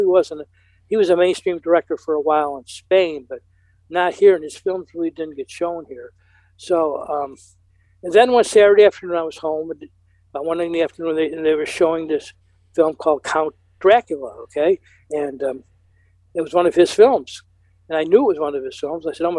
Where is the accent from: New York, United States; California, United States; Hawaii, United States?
New York, United States; mid-central; I live in a small industrial town in New York, mid-central New York